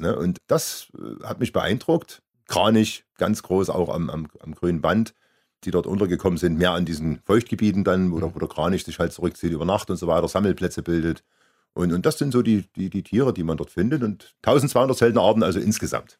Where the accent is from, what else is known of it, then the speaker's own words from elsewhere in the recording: Germany; moved away; von meinem Heimatort 20 Kilometer entfernt